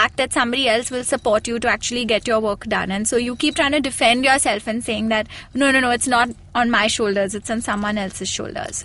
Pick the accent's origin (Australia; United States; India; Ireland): India; growing up in India